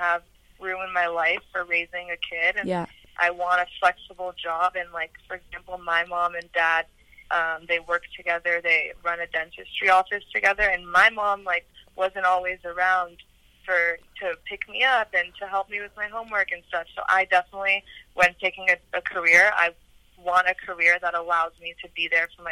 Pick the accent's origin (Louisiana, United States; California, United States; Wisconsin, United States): California, United States; Los Angeles; also born or lived in Santa Barbara, California; coming back to L.A.